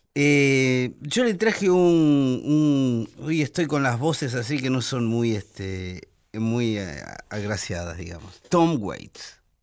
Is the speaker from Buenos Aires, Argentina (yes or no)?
yes; Buenos Aires, Argentina; Yo soy porteño, medularmente, porque yo nací en el puerto. Nací en el hospital ferroviario